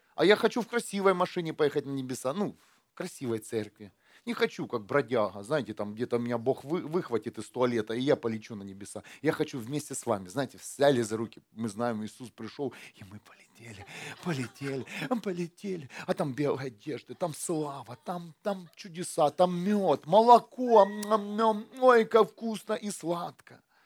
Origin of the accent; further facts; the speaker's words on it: Ukraine; born or raised there; now in Germany